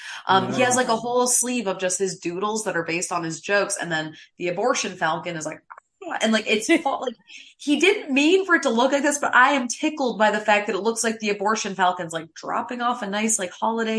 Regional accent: near Saratoga Springs, upstate New York, United States; accent: a bit of a Canadian drawl; moved away as an adult; also born or lived in Connecticut; I am from New York, born and raised, but let's all reel it in a little bit. I sound like a normal person because I am from upstate hoity-toity New York.

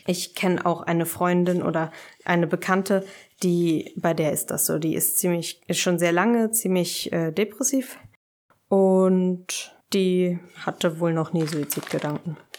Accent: Berlin, Germany; ich komme aus Berlin

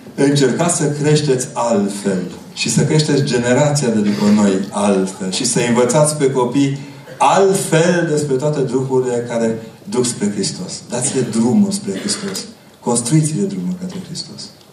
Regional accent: Transylvania, Romania; Ca ardelean

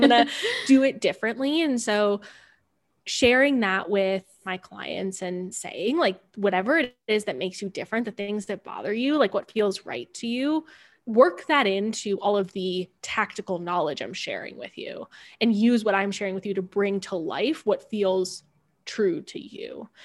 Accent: Cleveland, Ohio, United States; moved away; also born or lived in California / Denver; I grew up outside of Cleveland, Ohio, and went to a fairly small school.

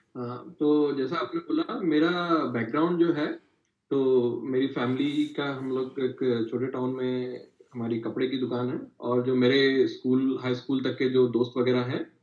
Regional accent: Kota, Rajasthan, India; मैं कोटा से आता हूँ तो मेरे यहाँ पे आपको इंजीनियरिंग की सारी बुक्स मिल जाएंगी

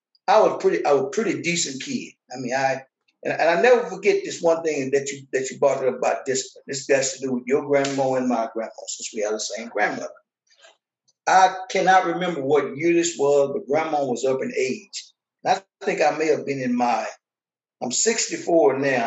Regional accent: Fort Worth, Texas, United States; also born or lived in Tyler, Texas; We moved from Tyler to Fort Worth in third grade. So the majority of my life from third grade up until this day has been Fort Worth.

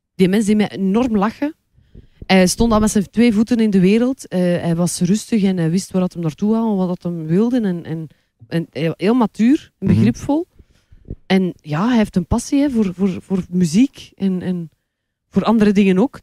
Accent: Kortrijk, Flanders, Belgium; moved away as an adult; now in Antwerp, Belgium

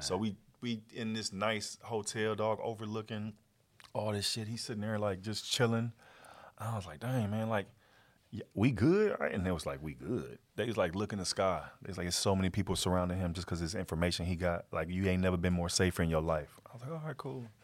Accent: Fort Worth, Texas, United States; moved away; I'm from Fort Worth

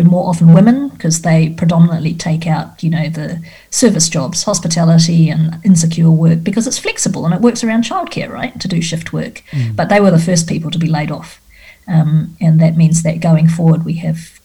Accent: Australia; as an Australian

